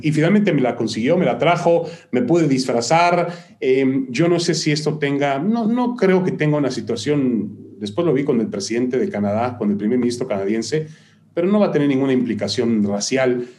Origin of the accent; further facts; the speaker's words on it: Mexico City, Mexico; moved away as an adult; also born or lived in Ashkelon, Israel / East Haven, United States; now in United States; yo a los ocho años, desde los ocho años vivió ya, viví ya en la Ciudad de México